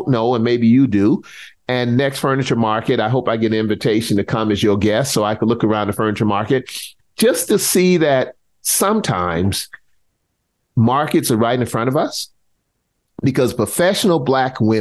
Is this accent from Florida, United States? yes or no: no; South Carolina, United States; growing up in South Carolina